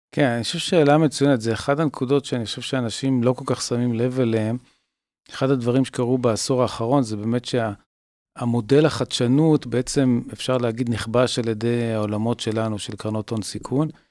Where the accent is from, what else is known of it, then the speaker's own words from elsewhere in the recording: Tel Aviv, Tel Aviv District, Israel; אני במקור תל אביבי